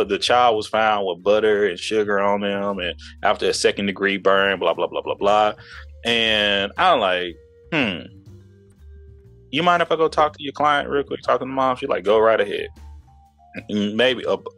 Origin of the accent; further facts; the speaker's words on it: East Texas, United States; moved away as an adult; also born or lived in Houston, Texas; I'm from the South. I'm from East Texas